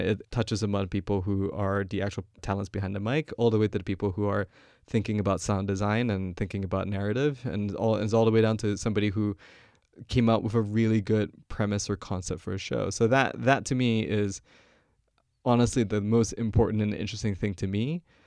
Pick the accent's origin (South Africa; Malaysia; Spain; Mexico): Malaysia; moved away as an adult; now in United States; I'm not American, I come from Malaysia.